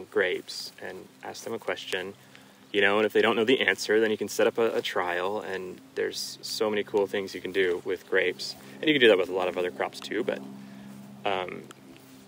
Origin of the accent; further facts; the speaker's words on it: McMinnville, Oregon, United States; also born or lived in Hood River, Oregon; now in The Dalles, United States; I grew up in McMinnville